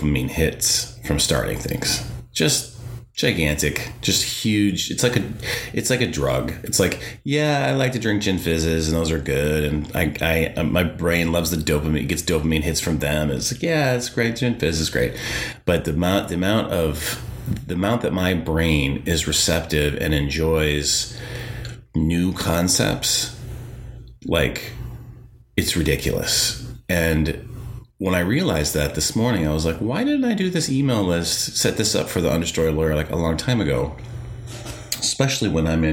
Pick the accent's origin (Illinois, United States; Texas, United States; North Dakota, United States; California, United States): North Dakota, United States; growing up in the Midwest, like growing up in North Dakota